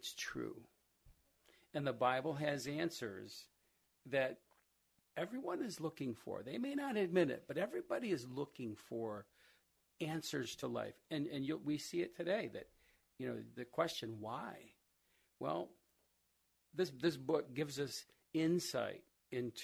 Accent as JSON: {"language": "English", "town": "Rochester", "country": "United States", "tie": "born or raised there", "said": "I grew up here in Rochester and went to school"}